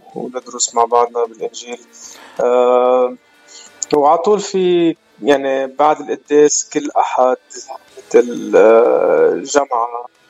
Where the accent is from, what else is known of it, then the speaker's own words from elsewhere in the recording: Baabda, Mount Lebanon, Lebanon; moved away as an adult; also born or lived in Riverside; أنا الأصل من لبنان بعبدة صار لي بالاغتراب من آه، سنة 1998